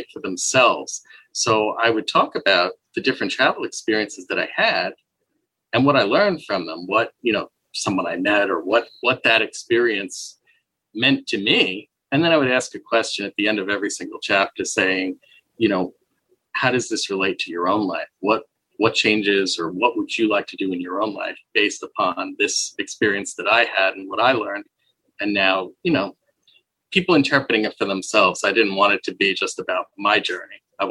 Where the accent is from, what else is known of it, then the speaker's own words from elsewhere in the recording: Babylon, New York, United States; moved away; also born or lived in Kansas; I'm actually from Long Island, New York. So just outside of New York City.